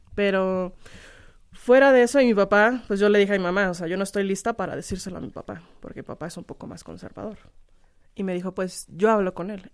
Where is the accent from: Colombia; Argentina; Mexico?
Mexico; Guanajuato; also born or lived in Canada / Turkey; Yo no soy de otro país, soy de Guanajuato